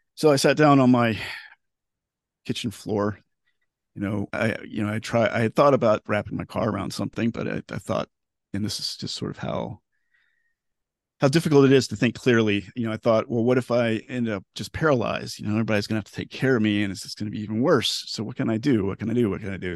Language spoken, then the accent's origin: English; Florida, United States; also born or lived in Knoxville, Tennessee; I was born and raised in Florida